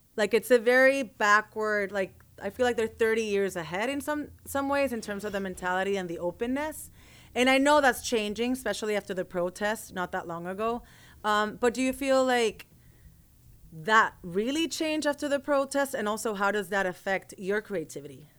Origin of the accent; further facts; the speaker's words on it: Puerto Rico; growing up in Puerto Rico with all the Afro-Caribbean sounds